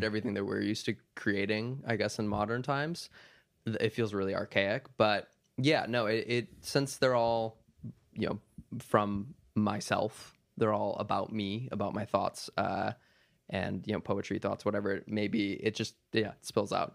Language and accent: English; Minnesota, United States; moved away; also born or lived in Wisconsin; I was born in Wisconsin, but I grew up, like, two hours south of, uh, the Saint Paul area, right on kinda, like, the corner of Wisconsin, Minnesota, and Iowa